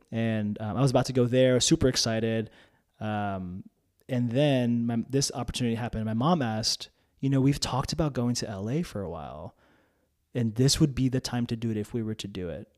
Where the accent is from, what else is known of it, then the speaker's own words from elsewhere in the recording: North New Jersey, United States; English is a second language; moved away as an adult; now in Oklahoma City, United States; I grew up in a predominantly white town in North New Jersey